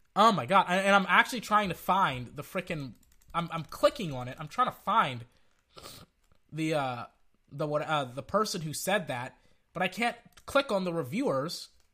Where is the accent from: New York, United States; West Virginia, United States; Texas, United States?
Texas, United States; Central; I'm from Central Texas.